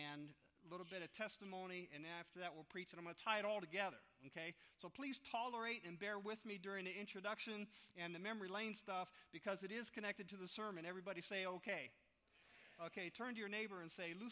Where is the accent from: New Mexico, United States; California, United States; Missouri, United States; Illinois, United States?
California, United States; San Francisco; moved away as an adult; also born or lived in Sacramento / New York; I grew up on Valencia Street